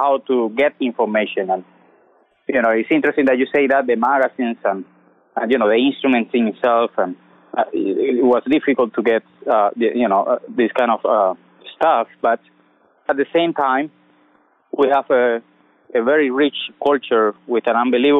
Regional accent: Santa Clara, Villa Clara, Cuba; moved away as an adult; also born or lived in Havana, Cuba; now in United States; sing 4 years in my hometown in Santa Clara

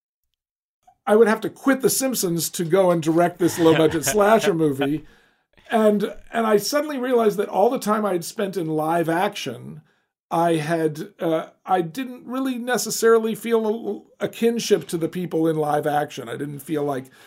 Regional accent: Alabama, United States; I grew up in Alabama

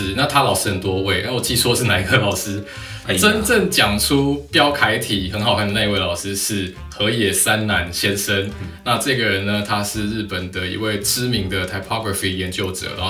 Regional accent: Taipei, Taiwan; 身为台北人，在台北的通勤族，可能在台北以外就不怪你，但是在台北如果没有看过的话，就真的是你的错这样子。

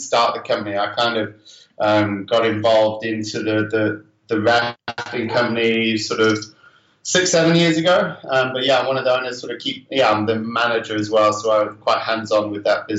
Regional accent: North Lincolnshire, Yorkshire and the Humber, United Kingdom; moved away as an adult; also born or lived in Uganda; now in Jinja, Uganda; sort of North Lincolnshire, which used to be South Humberside, so just south of Hull, north of Lincoln, that kind of area near the Humber Bridge. Sort of there, my parents are still there, and that's where I grew up

